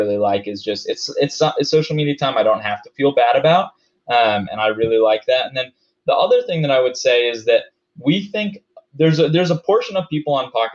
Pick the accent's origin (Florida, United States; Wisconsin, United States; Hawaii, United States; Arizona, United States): Hawaii, United States; moved away; also born or lived in Denver, Colorado; I grew up in Hawaii